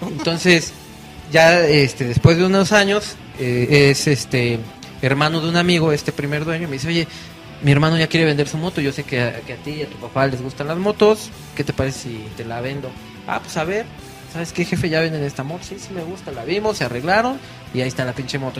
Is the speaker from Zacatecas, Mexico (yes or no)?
no; Tlaxcala, Mexico; yo soy de Tlaxcala, si existe Tlaxcala